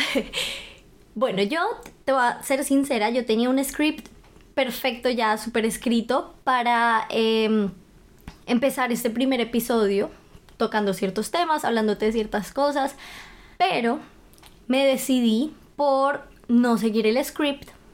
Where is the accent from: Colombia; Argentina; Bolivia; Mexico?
Colombia; Bogotá; moved away as an adult; now in Germany; soy de Bogotá, Colombia